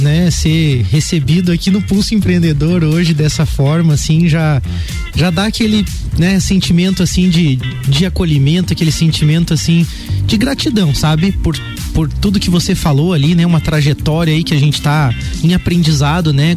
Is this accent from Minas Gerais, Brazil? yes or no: no; Lages, Santa Catarina, Brazil; also born or lived in Curitiba; Eu sou natural de Lages mesmo. É, apesar de que nasci aqui e meus pais retornaram a Curitiba, então bem pequeno, vivi a minha primeira infância, né, uhum. naquela cidade. Quando retornei a Lages, então, é, pequeno ainda